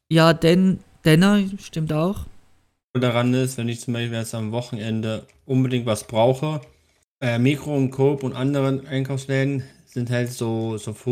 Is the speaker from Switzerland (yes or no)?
yes; Switzerland; ob es {S1} Volk generell noch gibt bei uns in der Schweiz.